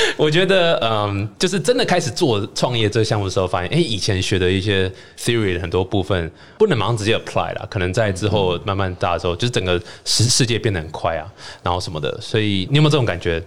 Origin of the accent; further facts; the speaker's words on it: Taiwan; also born or lived in United States; 其实我的经验跟五月比较像，台湾图书图长，然后，嗯，后来去美国念 M B